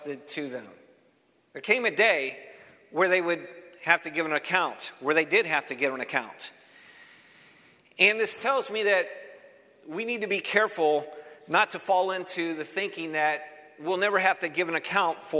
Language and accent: English; Cleveland, Ohio, United States; moved away; I'm originally from Cleveland, Ohio